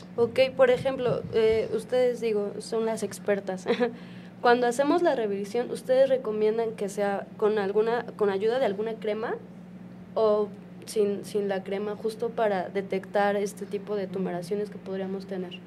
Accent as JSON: {"language": "Spanish", "country": "Mexico", "said": "como población mexicana"}